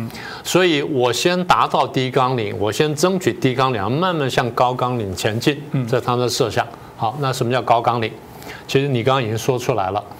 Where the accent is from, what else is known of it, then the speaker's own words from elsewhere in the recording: Taiwan; 我们台湾人想这个问题想得很清楚。